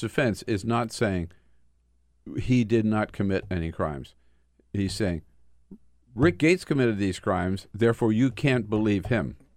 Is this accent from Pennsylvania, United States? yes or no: no; California, United States; as a Californian, former chair of the California Democratic Party